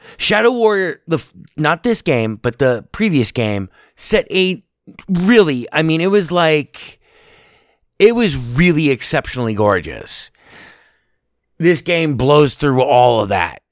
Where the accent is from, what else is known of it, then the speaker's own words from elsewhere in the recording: United States; as an American